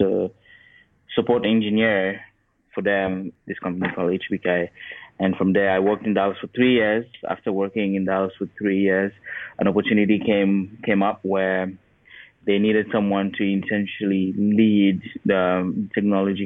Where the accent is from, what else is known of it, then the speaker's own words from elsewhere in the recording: Cameroon; moved away as an adult; also born or lived in Arkansas, United States; now in United States; I'm from Cameroon. And so I obviously born and raised in Cameroon. When I was about 18, I moved to the U.S. to go to uni